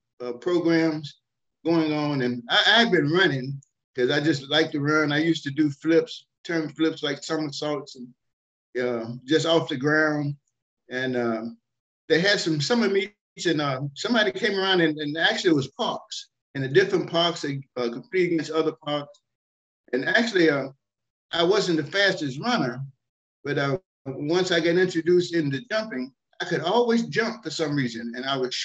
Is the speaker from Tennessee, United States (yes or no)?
yes; Nashville, Tennessee, United States; moved away as an adult; now in Kentucky, United States; I was born in Nashville, Tennessee. And that was my hometown